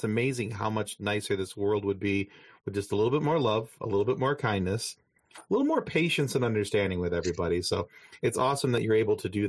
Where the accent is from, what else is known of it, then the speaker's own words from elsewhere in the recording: Lansing, Michigan, United States; I was born in Lansing, Michigan.